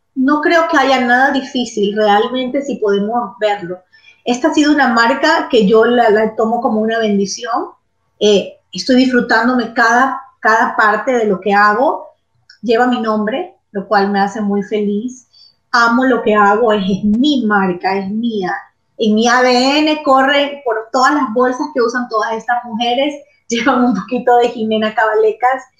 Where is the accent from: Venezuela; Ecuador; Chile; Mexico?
Ecuador; moved away as an adult; also born or lived in Florence, Italy; now in Miami, United States; yo me tenía que regresar a Ecuador, yo soy ecuatoriana